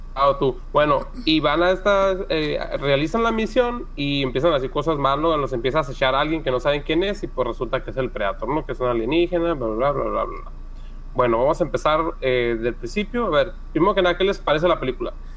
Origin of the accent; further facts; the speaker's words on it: Mexico; Somos mexicanos